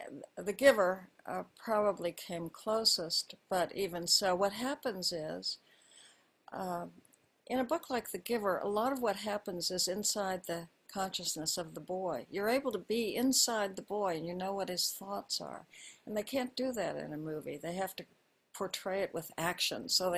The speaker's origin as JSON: {"language": "English", "town": "Honolulu", "region": "Hawaii", "country": "United States", "tie": "born there", "said": "As you said, I was born in Hawaii. My father was a career military officer. He was in the Army all his adult life. And so I was born in Honolulu."}